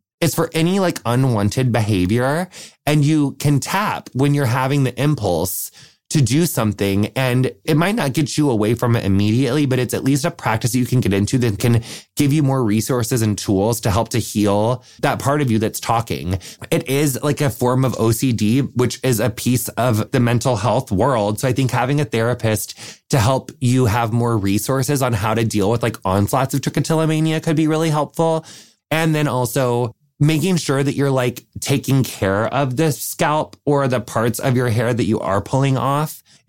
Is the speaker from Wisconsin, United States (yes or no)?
yes; Wisconsin, United States; I'm from Wisconsin, and I have a question that I'd like to submit for the Q&A call.